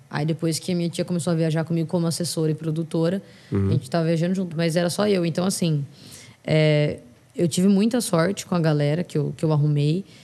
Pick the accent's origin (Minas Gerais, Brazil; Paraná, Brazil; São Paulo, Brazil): São Paulo, Brazil; Mas não tenho sotaque. Eu tenho sotaque zero de, de São Paulo capital. Zero, zero.